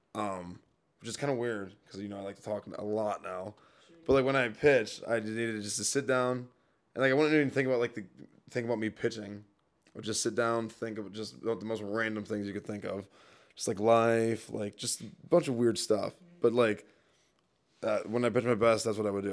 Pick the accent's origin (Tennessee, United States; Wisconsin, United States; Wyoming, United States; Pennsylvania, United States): Wisconsin, United States; Milwaukee; born or raised there; moved away as an adult